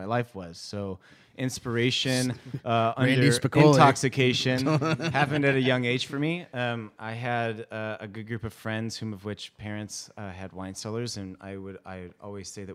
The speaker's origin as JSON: {"language": "English", "town": "Chicago", "region": "Illinois", "country": "United States", "also_born_or_lived": "Colorado / Sonoma Valley", "moved": "as an adult", "lives_now": "Sonoma, United States", "said": "I moved from Chicago as far west as I could, studied at Colorado State University"}